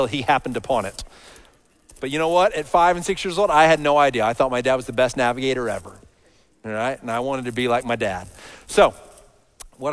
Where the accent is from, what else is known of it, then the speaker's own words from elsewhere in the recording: Dallas, Texas, United States; I grew up in Dallas, so all over this big city, all over the Metroplex